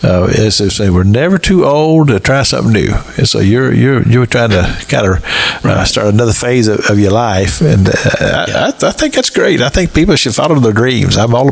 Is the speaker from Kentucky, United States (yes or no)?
yes; Kentucky, United States; now in North Florida, United States; I'm from Kentucky.